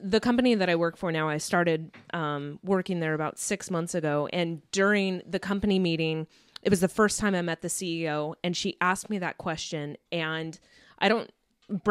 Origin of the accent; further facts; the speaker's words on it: Sacramento, California, United States; now in Bay Area, United States; I live in the Bay Area. I'm from Sacramento.